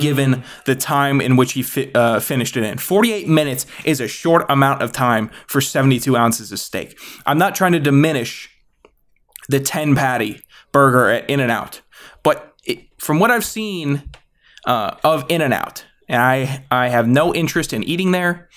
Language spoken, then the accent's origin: English; Virginia, United States; I'm from Virginia.